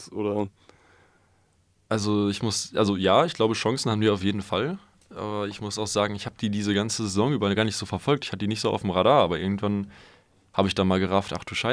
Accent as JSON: {"language": "German", "town": "Münster", "region": "North Rhine-Westphalia", "country": "Germany", "said": "Also ich meine, als Münsteraner und dann auch St. Pauli-Fan, hm, ja."}